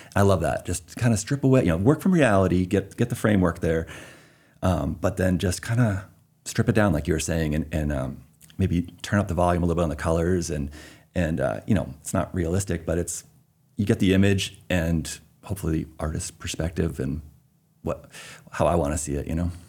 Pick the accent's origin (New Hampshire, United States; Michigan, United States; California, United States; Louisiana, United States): New Hampshire, United States; Concord; moved away as an adult; also born or lived in North Shore, Massachusetts / Seattle area; now in South Portland, United States; Born in New Hampshire, the only one in my family actually born in New Hampshire. Everybody else is uh, Massachusetts. So we grew up in the formative years in North Shore, Massachusetts, Beverly, Danvers, kind of near Salem. And then um, moved up to Concord, New Hampshire